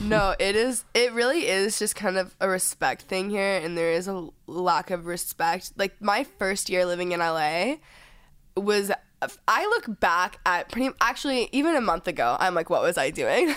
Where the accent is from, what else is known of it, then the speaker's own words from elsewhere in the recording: Texas, United States; now in Los Angeles, United States; growing up in Texas